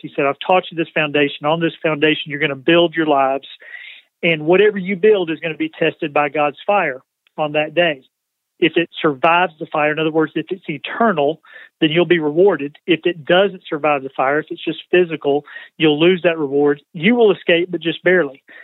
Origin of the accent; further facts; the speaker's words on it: LaGrange, Georgia, United States; moved away as an adult; now in Spartanburg, United States; I'm actually from the South. Home is up until the last two weeks was in uh, LaGrange, Georgia, about an hour south of Atlanta.